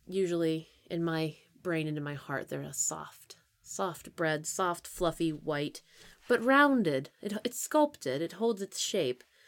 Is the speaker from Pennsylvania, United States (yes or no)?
yes; Pennsylvania, United States; moved away; I'm from Pennsylvania